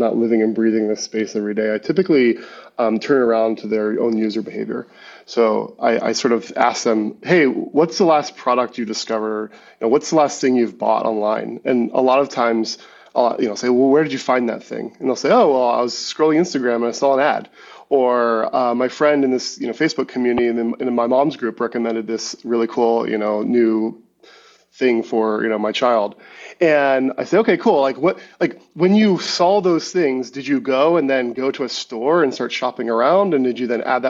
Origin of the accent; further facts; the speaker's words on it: United States; also born or lived in Maryland; I was born outside Washington, D.C.